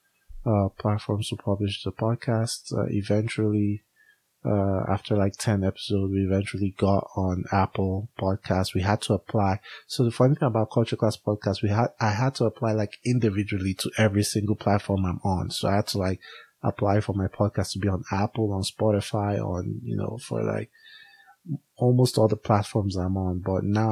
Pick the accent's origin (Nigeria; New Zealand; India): Nigeria; now in United States; We are both Africans. I'm Nigerian